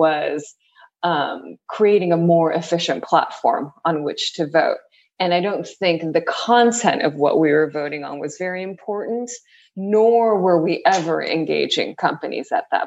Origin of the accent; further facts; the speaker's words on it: San Pedro, California, United States; moved away as an adult; also born or lived in Tokyo, Japan / Berkeley, California; now in New York, United States; I grew up, I was born in Tokyo, Japan, and I was there until about second grade. And then the rest of my life until New York has been spent in California, mainly Southern California. So I grew up in a little town called San Pedro